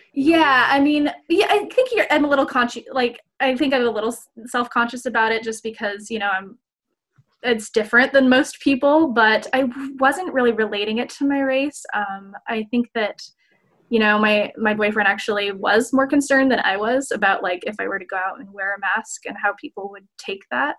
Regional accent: Salt Lake City, Utah, United States; moved away as an adult; now in Seattle, United States; I'm originally from Salt Lake City, Utah

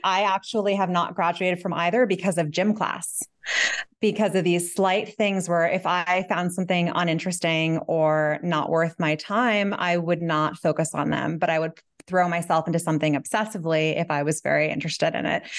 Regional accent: New York City, New York, United States; moved away as an adult; now in Catskills, United States; I grew up in Manhattan, and I currently live on a mountain

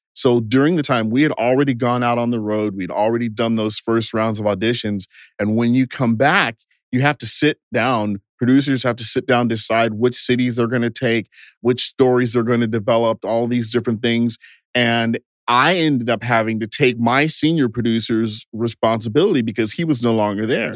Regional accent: Bastrop, Texas, United States; moved away as an adult; also born or lived in Los Angeles; I grew up in a small town called Bastrop, Texas, just 30 miles southeast of Austin.

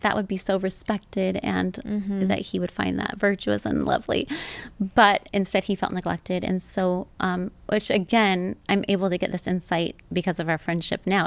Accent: Temecula, California, United States; also born or lived in Orange County, California; I was born in Orange County, but we moved when I was seven. So, um, most of what I remember is growing up in Temecula, Southern yeah. California

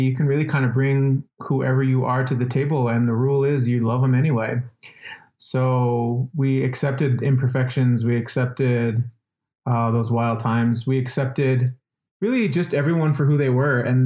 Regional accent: Albuquerque, New Mexico, United States; I'm from Albuquerque, born and raised, grew up there on the west side

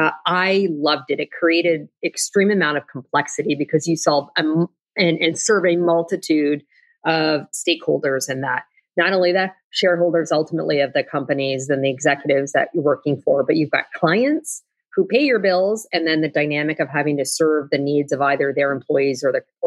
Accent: Canada; moved away as an adult; now in United States; as a Canadian originally

